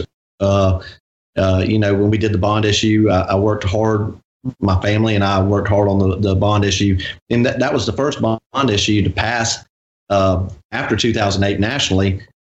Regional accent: Gulfport, Mississippi, United States; I was born in Gulfport uh, Memorial Hospital. I grew up on 39th and 10th Street, where my fa- father grew up.

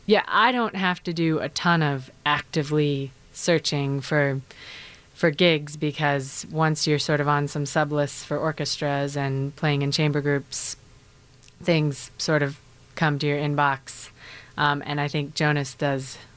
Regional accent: Elk Mound, Wisconsin, United States; moved away as an adult; now in Chicago, United States; I'm from a very small town called Elk Mound, 800 people or so.

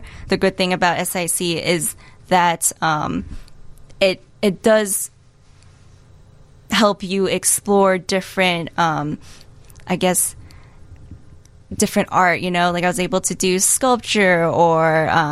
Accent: Chicago, Illinois, United States; I was born and raised in Hyde Park. I feel like I'm like a total Hyde Park girl

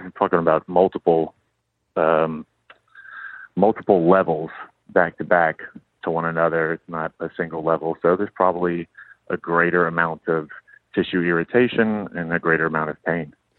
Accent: Lafayette, Louisiana, United States; now in New Orleans, United States; I am from Lafayette

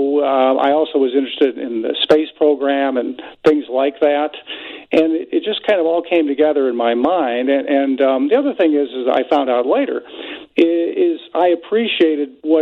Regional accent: Northwest Indiana, United States; I grew up in Northwest Indiana, so I was close to Chicago

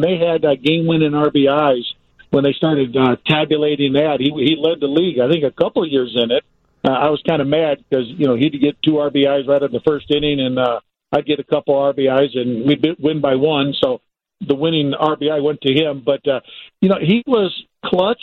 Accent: Gary, Indiana, United States; I'm come from Gary, Indiana.

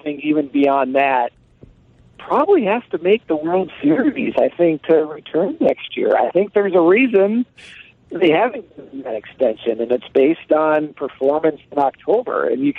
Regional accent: Seattle, Washington, United States; moved away; Although I am from Seattle

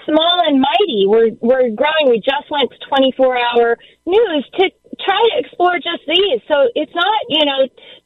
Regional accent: Galesburg, Illinois, United States; I grew up in Galesburg, Illinois

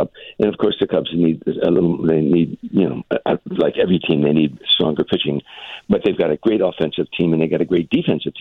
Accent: Chicago, Illinois, United States; moved away; also born or lived in Harvey, Illinois; Chicago, my hometown

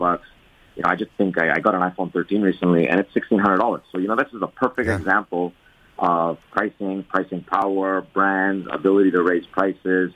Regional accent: Montreal, Quebec, Canada; moved away; I grew up in Montreal

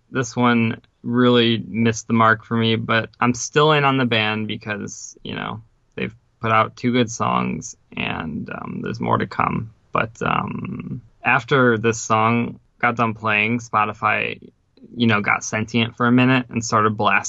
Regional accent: Ukraine; moved away; As you've heard before, I'm originally from the Ukraine, and there was too much shit happening pretty much back home where I'm originally from.

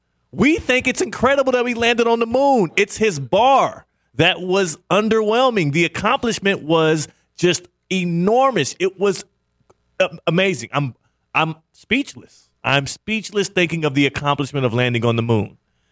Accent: Houston, Texas, United States; I'm not anti-NASA. I'm a Houston guy.

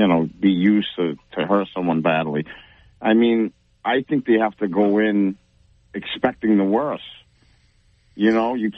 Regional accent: New Bedford, Massachusetts, United States; I grew up in New Bedford, in the South

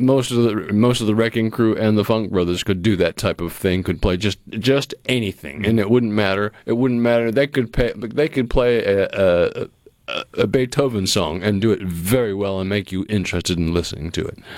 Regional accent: New England, United States; moved away; where I grew up in New England

